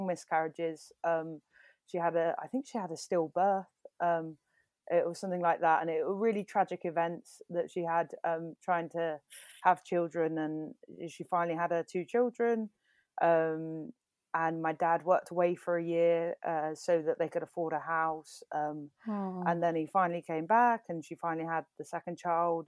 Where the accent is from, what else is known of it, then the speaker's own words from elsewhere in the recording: Bexleyheath, London, United Kingdom; now in Bristol, United Kingdom; I'm from London, but really I'm from Bexley Heath